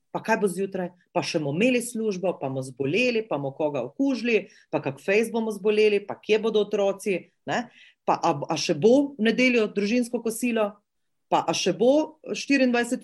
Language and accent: Slovenian; Slovenia